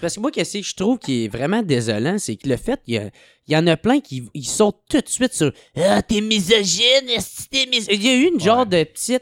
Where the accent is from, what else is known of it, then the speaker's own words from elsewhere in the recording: Gatineau, Quebec, Canada; je viens de Gatineau